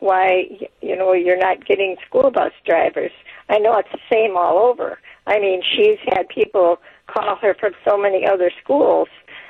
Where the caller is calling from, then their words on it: DeForest, Wisconsin, United States; Okay, this is …. I'm from DeForest.